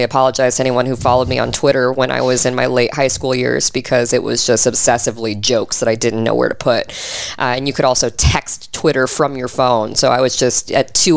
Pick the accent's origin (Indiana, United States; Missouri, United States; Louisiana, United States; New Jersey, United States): Indiana, United States; Fort Wayne; moved away as an adult; now in Texas, United States; I am from Fort Wayne, Indiana